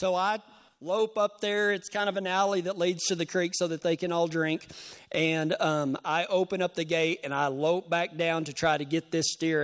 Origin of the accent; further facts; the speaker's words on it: Texas, United States; I'm from Texas.